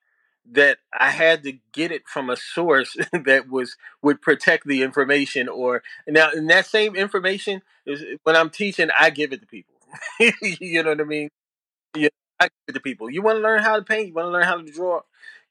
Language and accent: English; Philadelphia, Pennsylvania, United States; moved away as an adult; now in Lawnside, United States; I grew up in South Philly, born and raised, and proud to be a South Philly dude.